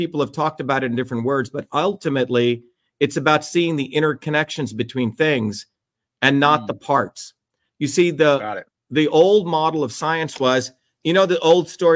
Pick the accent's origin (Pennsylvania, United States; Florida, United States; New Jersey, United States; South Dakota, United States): New Jersey, United States; also born or lived in India; I grew up in Jersey